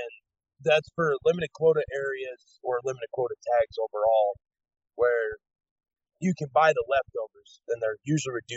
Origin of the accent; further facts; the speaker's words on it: Laramie, Wyoming, United States; I was born and raised in Laramie, Wyoming